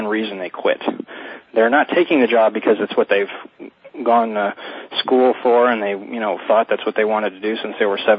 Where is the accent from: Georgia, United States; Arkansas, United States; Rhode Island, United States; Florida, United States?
Florida, United States; South; I'm from South Florida